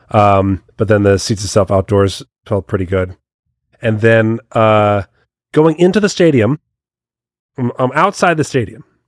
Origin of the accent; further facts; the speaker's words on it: United States; I'm a proud American. I like being part of this country